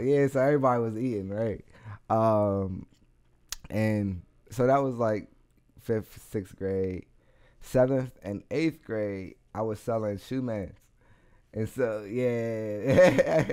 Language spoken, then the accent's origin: English; United States; I'm from Garfield